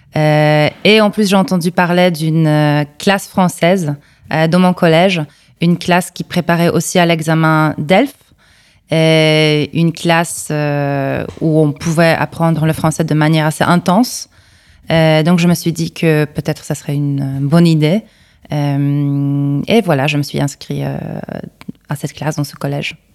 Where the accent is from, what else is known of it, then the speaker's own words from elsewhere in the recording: Kraków, Lesser Poland, Poland; French is a second language; Je suis née ici. Euh, c'est ma ville natale, donc euh, à Cracovie, l'ancienne capitale de la Pologne.